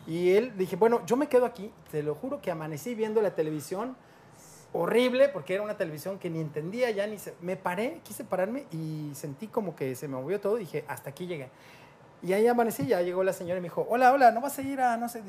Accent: Mexico; tú llegas como mexicano

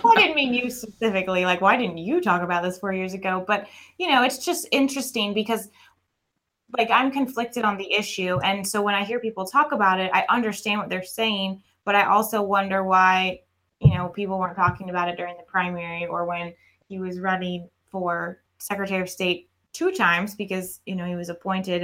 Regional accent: Atlanta, Georgia, United States; moved away; I'm from Atlanta and I moved down here

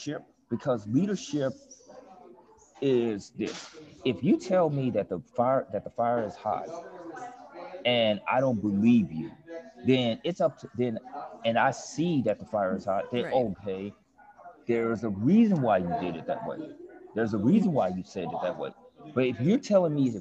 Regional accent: Memphis, Tennessee, United States; now in New Orleans, United States; in my hometown in Memphis

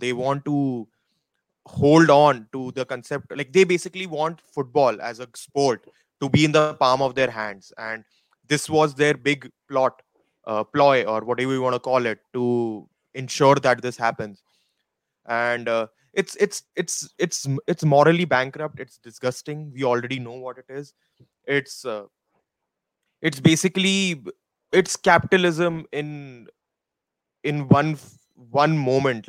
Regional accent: India; moved away; I'm still an Indian person

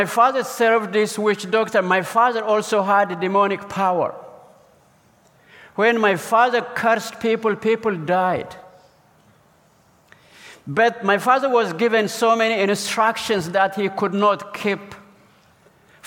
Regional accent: southern central Ethiopia, Ethiopia; now in Orlando, United States; I come from Ethiopia, currently live in Orlando, Florida. So let me take you on a journey to my village that I was born in, a southern central Ethiopia

